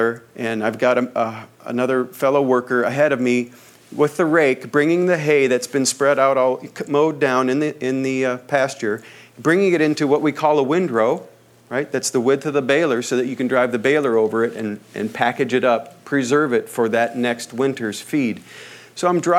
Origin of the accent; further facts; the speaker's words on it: Midwest, United States; now in Southern California, United States; I come from the Midwest, where the wind blows full force almost all the time